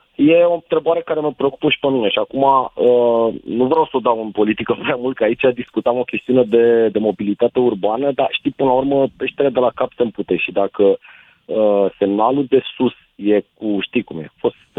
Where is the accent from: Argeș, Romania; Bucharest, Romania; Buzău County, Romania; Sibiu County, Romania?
Bucharest, Romania; ca bucureștean